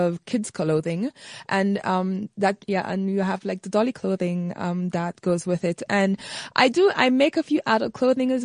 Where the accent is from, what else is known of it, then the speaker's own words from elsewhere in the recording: St. Lucia; I grew up in the Caribbean island of St. Lucia